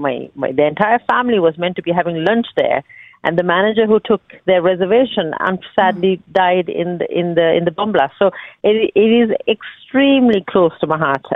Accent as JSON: {"language": "English", "town": "Colombo", "region": "Western Province", "country": "Sri Lanka", "tie": "born or raised there", "moved": "as an adult", "lives_now": "Ireland", "said": "I have very fond memories of growing up in Sri Lanka and going to that church with my grandfather"}